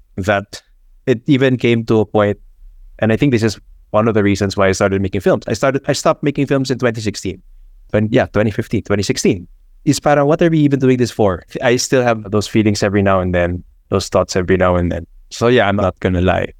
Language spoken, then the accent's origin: English; Philippines